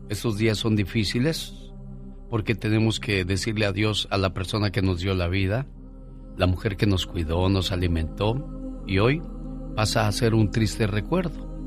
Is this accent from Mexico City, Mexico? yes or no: no; Mexicali, Baja California, Mexico; now in Lompoc, United States; somos de Mexicali porque un día salí de Mexicali, pero Mexicali nunca salió de mí.